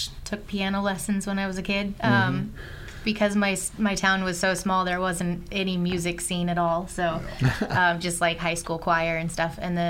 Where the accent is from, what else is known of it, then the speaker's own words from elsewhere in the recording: Amity, Missouri, United States; also born or lived in Union Star, Missouri; I grew up in a very rural area. Amity was the name of the town, but I went to school in Union Star, which was not a whole lot bigger, but tiny, tiny places up there.